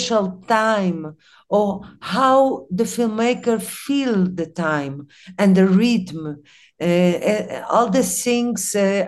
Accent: Chile; English is a second language; also born or lived in Costa Rica; now in Mexico; I have a multicultural origin, Arab and Latin America. I grew up in Latin America, in Chile, in Costa Rica. Now I'm living in Mexico.

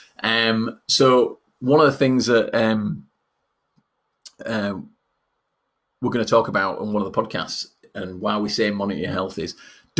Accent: Yorkshire and the Humber, United Kingdom; accent: Yorkshire; being a Yorkshireman

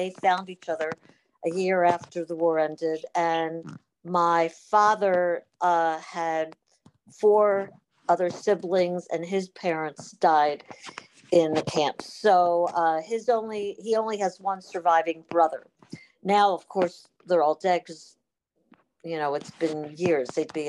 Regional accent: Baltimore, Maryland, United States; now in San Diego, United States; I'm originally from Baltimore

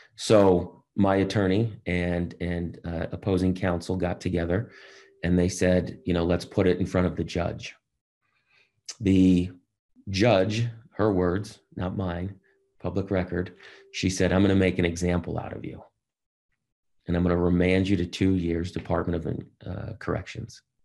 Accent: Boston, Massachusetts, United States; I grew up in Boston

